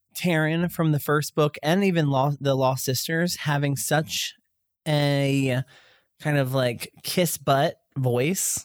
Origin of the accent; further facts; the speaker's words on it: Pasadena, California, United States; We're from Pasadena